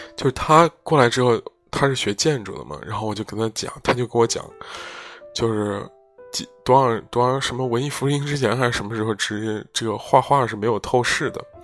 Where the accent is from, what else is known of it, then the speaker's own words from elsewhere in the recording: Zhengzhou, Henan, China; moved away; also born or lived in Rotterdam; 在回家乡郑州的路上